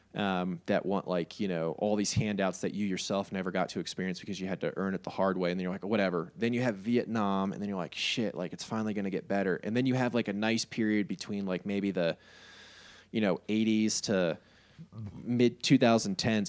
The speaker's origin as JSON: {"language": "English", "town": "New York City", "region": "New York", "country": "United States", "said": "I am a New York State, New York City resident, so if you can't pick it up from my accent or my love of pizza"}